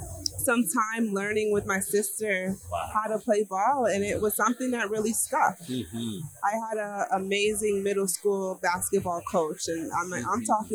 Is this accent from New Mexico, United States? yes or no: no; Chicago, Illinois, United States; now in Philadelphia, United States; Philly girl now, but I'm from Chicago.